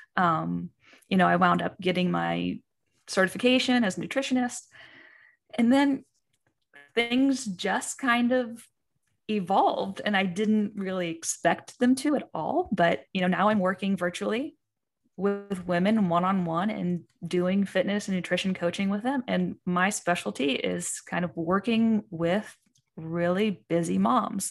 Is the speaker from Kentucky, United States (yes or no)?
yes; Eastern Kentucky, United States; I'm from Kentucky. I'm from Eastern Kentucky